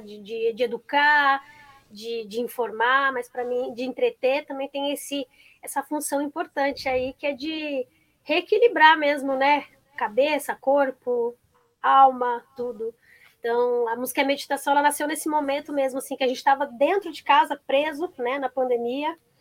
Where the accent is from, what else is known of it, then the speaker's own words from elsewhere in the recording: Brazil; sou brasileira